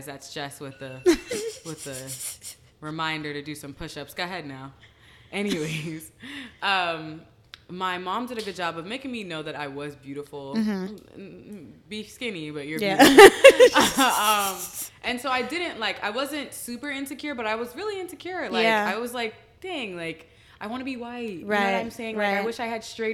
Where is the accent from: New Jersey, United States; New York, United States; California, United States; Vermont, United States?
New Jersey, United States; I grew up in Jersey, but it was like white Jersey